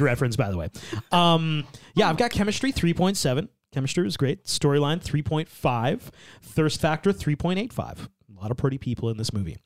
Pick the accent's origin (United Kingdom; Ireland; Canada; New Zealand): Canada; we we are Canadian